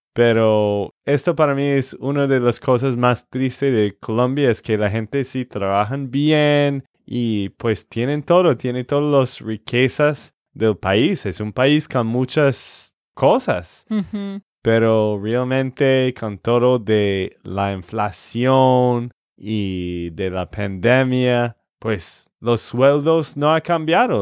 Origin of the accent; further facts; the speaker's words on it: Texas, United States; de Texas, Estados Unidos